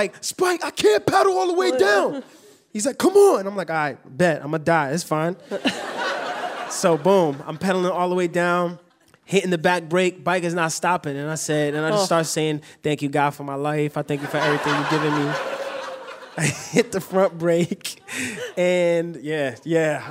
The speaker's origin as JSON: {"language": "English", "town": "New York City", "region": "New York", "country": "United States", "tie": "born or raised there", "said": "growing up in New York"}